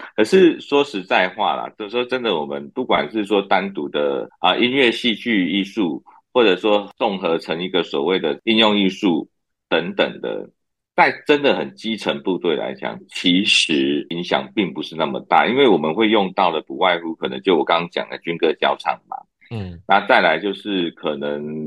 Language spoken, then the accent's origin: Chinese; Keelung, Taiwan; moved away as an adult; now in Hualien, Taiwan; 刚好我是住基隆，我基隆人嘛